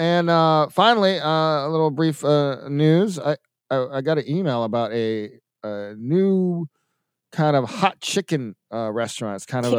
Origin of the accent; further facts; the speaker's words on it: Atlanta, Georgia, United States; now in Milwaukee, United States; in my hometown, Atlanta.